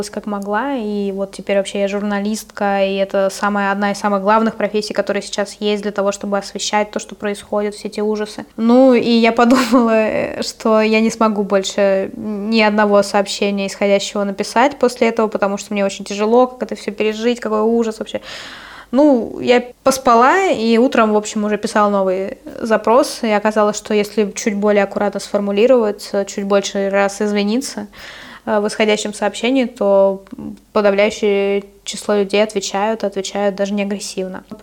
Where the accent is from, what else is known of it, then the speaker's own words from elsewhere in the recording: Russia; они прекрасно знают, что я из России